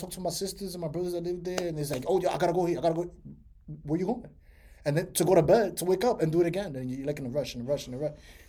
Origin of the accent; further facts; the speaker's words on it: New York City, New York, United States; moved away as an adult; now in Florida, United States; So I grew up in Washington Heights for 15 years, and then I grew up in the Bronx for like 13 years.